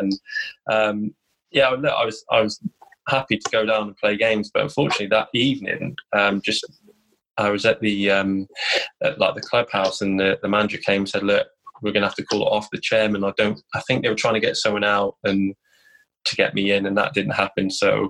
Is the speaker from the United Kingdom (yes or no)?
yes; Cardiff, Wales, United Kingdom; where I was brought up in Cardiff.